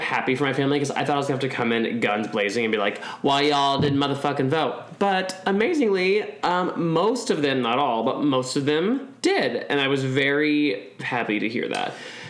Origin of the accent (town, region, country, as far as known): Kansas, United States; born or raised there; moved away